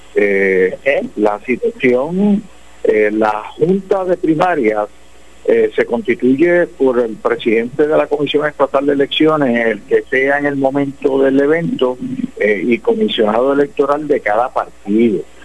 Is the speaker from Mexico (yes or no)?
no; San Lorenzo, Puerto Rico; en San Lorenzo mi pueblo